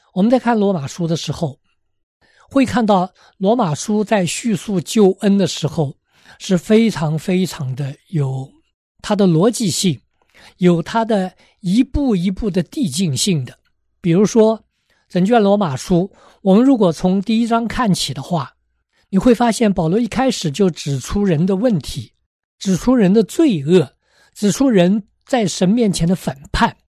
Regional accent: China; 我们中国人

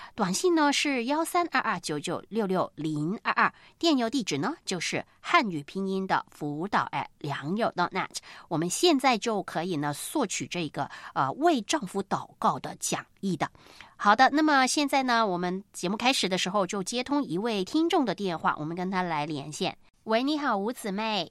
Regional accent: China; 对于我们中国人来说，这个礼拜很，呃，这个忙碌

